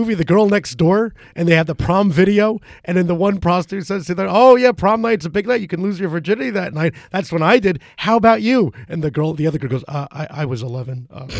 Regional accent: New Jersey, United States; I am from Jersey.

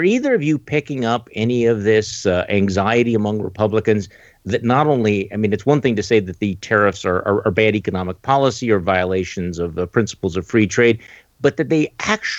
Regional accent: Wisconsin, United States; here in my home state of Wisconsin

